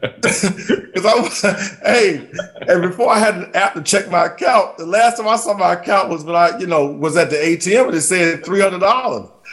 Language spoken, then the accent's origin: English; Columbia, South Carolina, United States; from South Carolina, I'm from Columbia